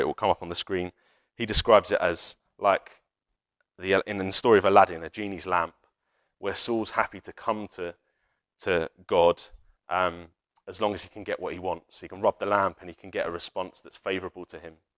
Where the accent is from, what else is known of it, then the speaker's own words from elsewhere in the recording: United Kingdom; We're, we're British